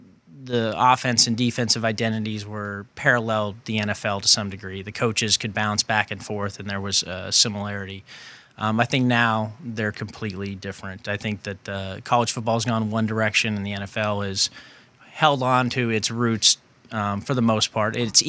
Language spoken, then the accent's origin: English; California, United States; growing up in the Bay Area around the time when, you know, Bill Walsh's teams were really good.